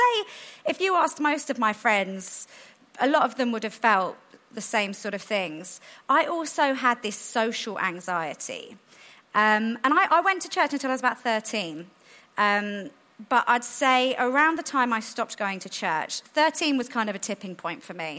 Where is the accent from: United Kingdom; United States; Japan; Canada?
United Kingdom; London; Where I grew up in South London